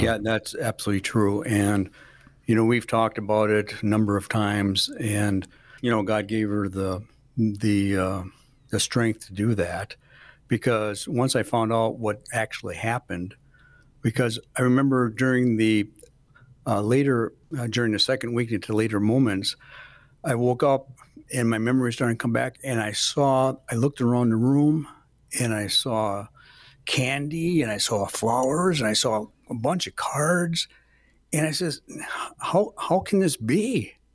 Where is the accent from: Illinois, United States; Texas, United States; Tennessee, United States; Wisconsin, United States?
Wisconsin, United States; Milwaukee; moved away as an adult; also born or lived in Menomonie, Wisconsin / Wausau, Wisconsin; now in Rothschild, United States; I'm always been in Wisconsin, but, uh, I'm originally from Milwaukee, Milwaukee, Wisconsin